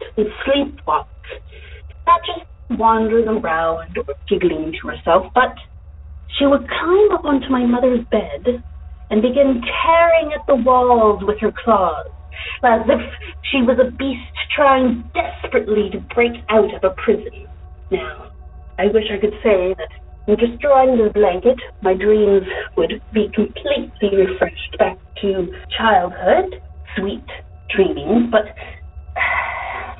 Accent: Canada; now in Dallas-Fort Worth, United States; I am in the DFW area now. However, I am from Canada

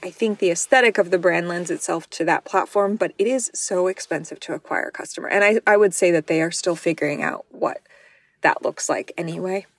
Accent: New Mexico, United States; I'm from New Mexico, which is one of the worst states in terms of sex ed and condom usage

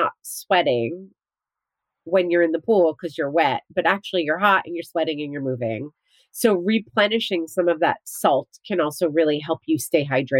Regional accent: New Jersey, United States; born or raised there; moved away

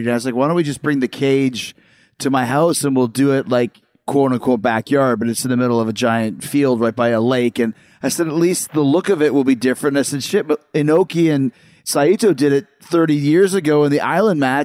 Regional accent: Winnipeg, Manitoba, Canada; I grew up in Winnipeg

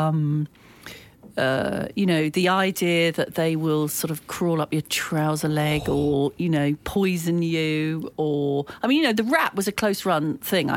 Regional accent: Malvern, West Midlands, United Kingdom; where I grew up in Malvern, although in some ways it's a sort of small town in Worcestershire

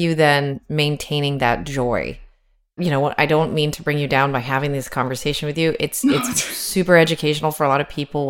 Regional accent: United States; it's like being American, it's hard to for us to say, oh, we get it.

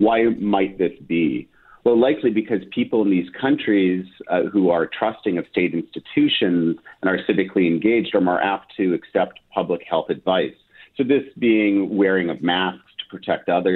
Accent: Winnipeg, Manitoba, Canada; moved away as an adult; now in Ottawa, Canada; I grew up in the Maples. Then my formative years were in Amber Trails, went to Garden City Collegiate

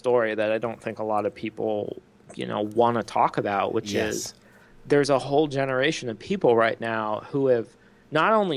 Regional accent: Circleville, Ohio, United States; now in Austin, United States; I grew up in Ohio

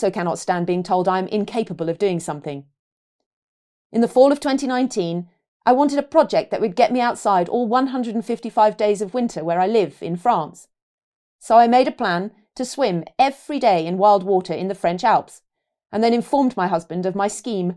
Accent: London, United Kingdom; despite growing up in London

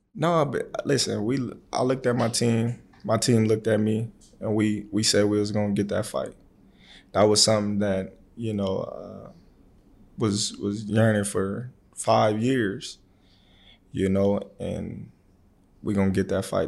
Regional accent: Omaha, Nebraska, United States; born or raised there

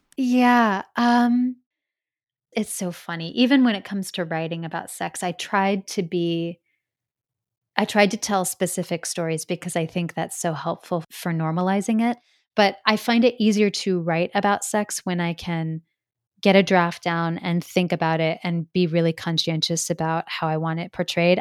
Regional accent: Midwest, United States; growing up in the Midwest

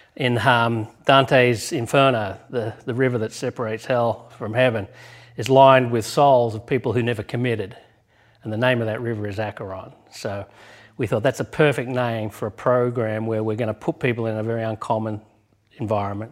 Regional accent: Australia; moved away; my home country in Australia

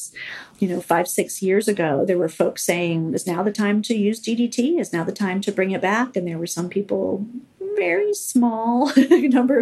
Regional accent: California, United States; my home state of California

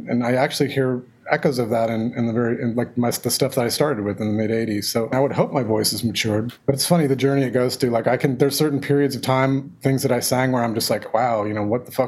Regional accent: Dayton, Ohio, United States; moved away; I was born in Dayton and most of my family lives in Dayton, Ohio.

